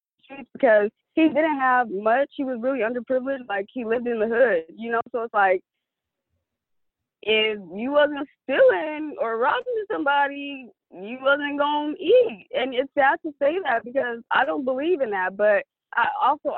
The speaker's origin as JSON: {"language": "English", "town": "San Diego", "region": "California", "country": "United States", "tie": "born or raised there", "said": "I was born and raised in San Diego, California."}